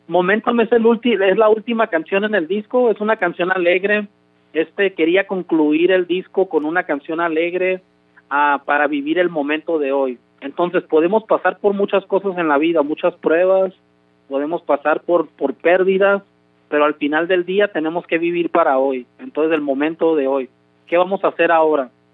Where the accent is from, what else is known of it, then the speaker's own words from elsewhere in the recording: Compton, California, United States; also born or lived in Los Mochis, Sinaloa, Mexico; yo crecí aquí en California, aquí en Compton, California, pero mi mamá me trajo este a, un año de edad. Yo nací en Los Mochis, Sinaloa soy mexicano